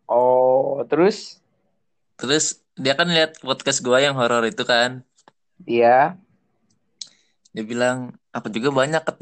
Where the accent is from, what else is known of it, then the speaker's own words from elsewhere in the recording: Bekasi, West Java, Indonesia; gue asal Bekasi dan gue uh, temannya Deva dari kampung Inggris Pare